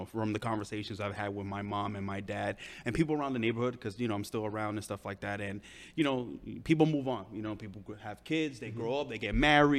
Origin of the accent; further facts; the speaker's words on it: New York City, New York, United States; I am originally from Williamsburg, Brooklyn.